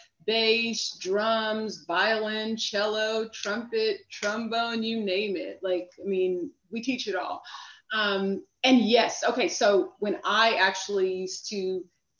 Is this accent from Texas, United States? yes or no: yes; Houston, Texas, United States; also born or lived in New York City; now in Washington, D.C., United States; I'm originally from Houston